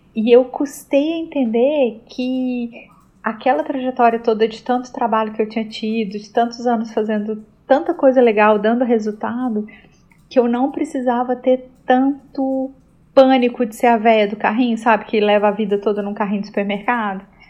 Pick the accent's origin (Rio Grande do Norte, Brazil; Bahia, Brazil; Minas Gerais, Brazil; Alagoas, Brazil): Minas Gerais, Brazil; Belo Horizonte; also born or lived in Rio de Janeiro; eu nasci no Rio, eu cresci em BH